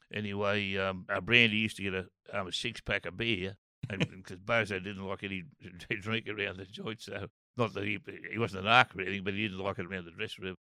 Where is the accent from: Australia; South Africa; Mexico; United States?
Australia; Old Bar, New South Wales; moved away as an adult; also born or lived in Maxwell / Taree / Beacon Hill; now in Sydney, Australia; I was born in Maxwell and grew up at Old Bar Beach and I went to school in Taree